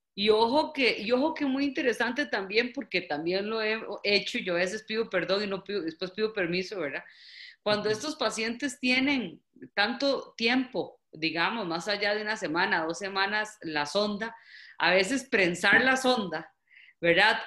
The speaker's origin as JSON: {"language": "Spanish", "country": "Costa Rica", "said": "en mi país hay varias intervenciones"}